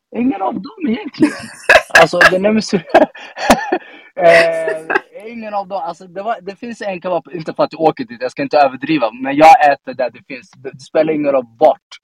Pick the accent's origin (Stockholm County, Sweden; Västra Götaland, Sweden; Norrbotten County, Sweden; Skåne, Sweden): Stockholm County, Sweden; Stockholm; also born or lived in Rinkeby; Jag är uppvuxen i Tensta. Um, kommer alltid vara Tenstabarn oavsett var jag tar vägen.